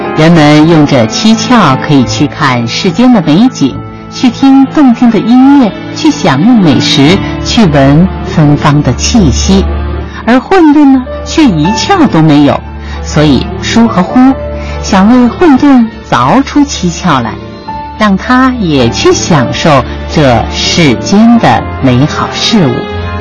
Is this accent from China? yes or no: yes; China; 为什么我们中国人不是外国人的那种样子？